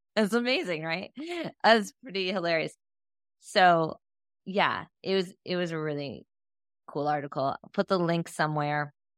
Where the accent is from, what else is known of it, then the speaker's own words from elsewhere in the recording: Akron, Ohio, United States; My hometown.